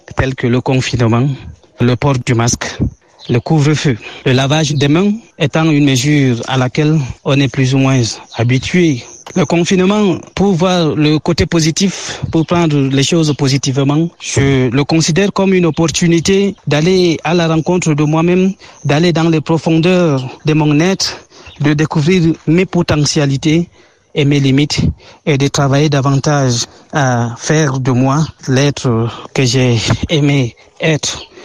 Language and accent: French; Cameroon; now in Kigali, Rwanda; je suis camerounais vivant au Rwanda, à Kigali